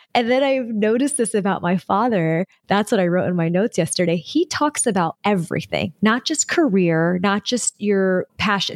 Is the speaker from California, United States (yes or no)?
yes; Southern California, United States; I was born and raised in Southern California